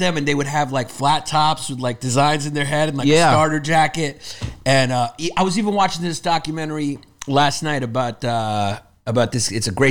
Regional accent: New York City, New York, United States; when we were growing up in Brooklyn

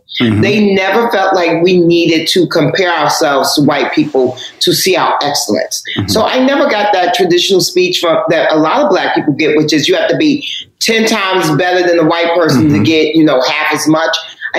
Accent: Harlem, New York, United States; You know, I'm from Harlem.

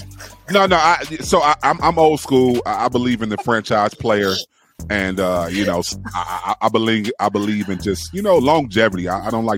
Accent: Cleveland, Ohio, United States; I'm from Cleveland

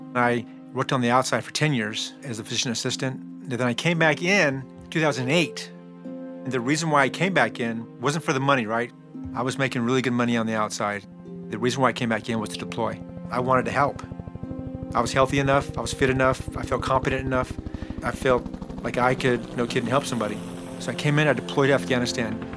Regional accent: Phoenix, Arizona, United States; I'm from Phoenix, Arizona

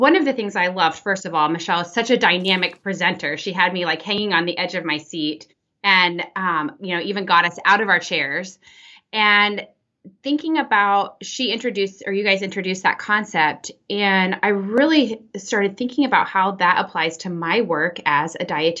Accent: Texas, United States; now in Oklahoma, United States; I'm from Texas originally

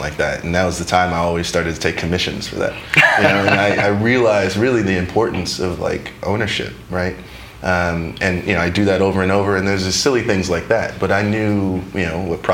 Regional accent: New York City, New York, United States; moved away as an adult; Queens, New York, born and raised.

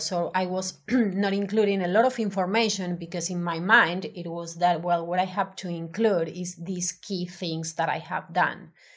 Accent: Argentina; English is a second language; moved away as an adult; now in Melbourne, Australia; I'm originally from Argentina

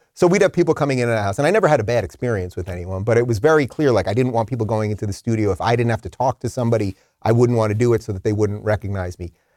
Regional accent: Long Island, New York, United States; now in Florida, United States; I'm from Long Island

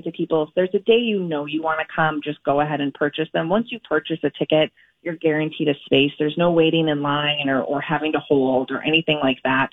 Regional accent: Eden Prairie, Minnesota, United States; I grew up in Eden Prairie

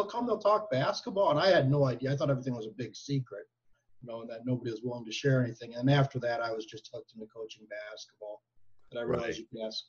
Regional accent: Green Bay, Wisconsin, United States; moved away as an adult; also born or lived in Iowa; I grew up in Green Bay, Wisconsin.

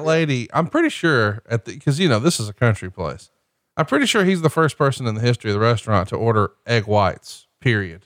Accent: Alabama, United States; I'm from Alabama

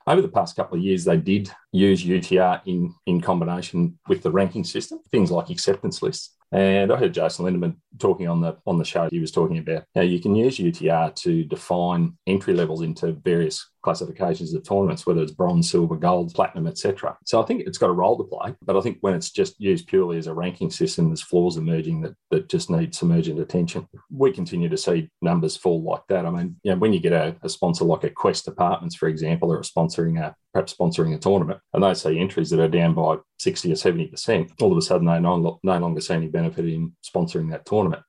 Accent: Shepparton, Victoria, Australia; I'm from I'm from Shepparton

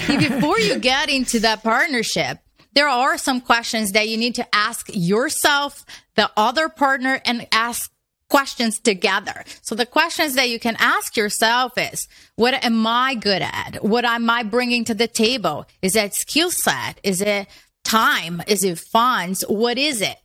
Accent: Brazil; moved away as an adult; now in United States; I was born in Brazil.

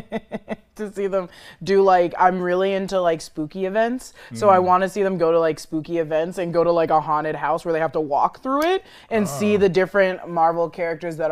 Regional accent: Washington, United States; I'm from Washington

